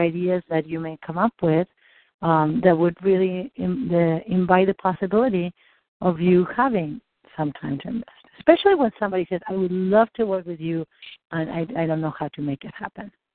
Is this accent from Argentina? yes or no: yes; Argentina; moved away; I grew up in Argentina